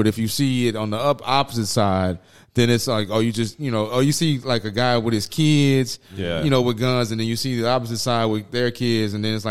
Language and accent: English; Acres Home, Texas, United States; Acres Home.